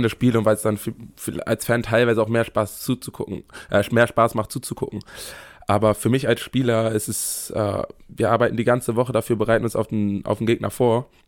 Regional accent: Bremen, Germany; der meinte, als Bremer brauche ich Werder-Sachen.

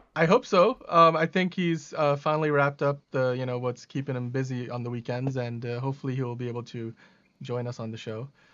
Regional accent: Pakistan; moved away; I was born in Pakistan

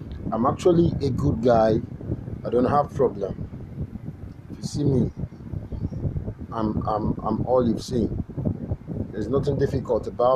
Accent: Enugu State, Nigeria; I'm from Enugu State. In Kano, to be precise. And my village is in Burubu. You see? Already you know that I'm an Igbo man by nature and by characteristics

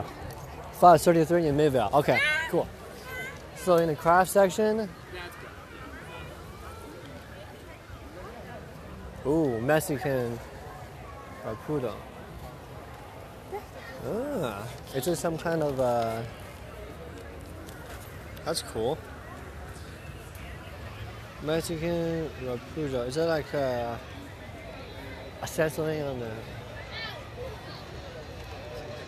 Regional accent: China; now in Salt Lake City, United States; I was born here, but raised in China.

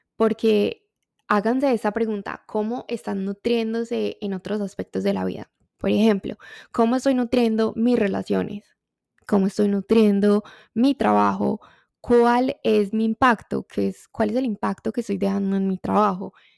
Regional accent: Colombia; como colombiana me encanta el café

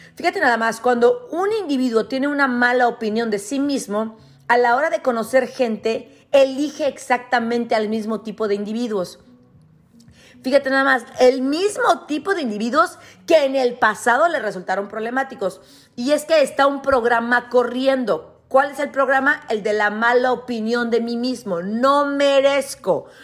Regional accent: Ciudad Victoria, Tamaulipas, Mexico; moved away; yo crecí en Ciudad Victoria, que no es un pueblo, pero es una ciudad muy chica.

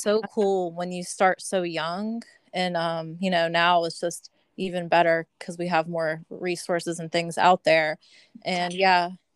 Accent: Georgia, United States; also born or lived in Pittsburgh, Pennsylvania; I was born in Pittsburgh, but I have moved to Georgia when I was a kid

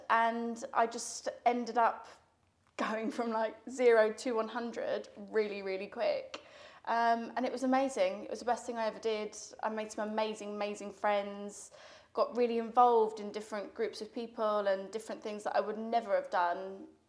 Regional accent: Spain; now in United Kingdom; I grew up in Spain. And we lost touch, as you do. I moved back to the UK.

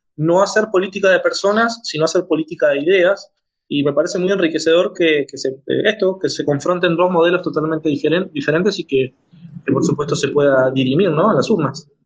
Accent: Argentina; soy de Argentina, abogado

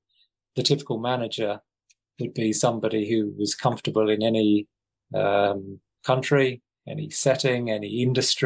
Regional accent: England, United Kingdom; being English

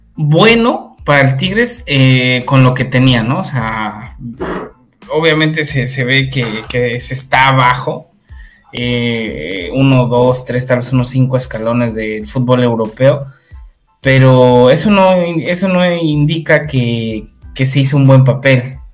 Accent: Mexico; como mexicano

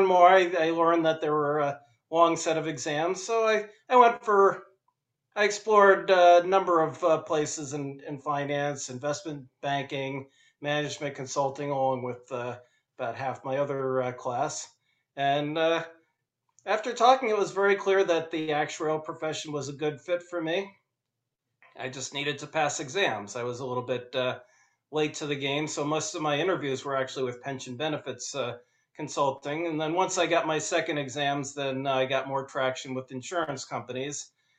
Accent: Westfield, New Jersey, United States; also born or lived in Providence, Rhode Island / Hartford, Connecticut / Hoboken, New Jersey; now in Atlanta, United States; I grew up in Westfield, New Jersey, in the New York area. And I went to college at Brown University.

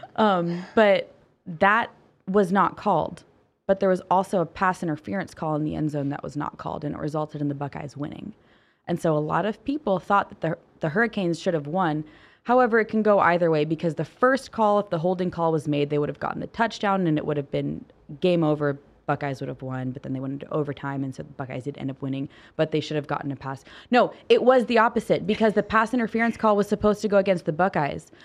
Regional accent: Ohio, United States; I'm from Ohio. My entire family's from Ohio

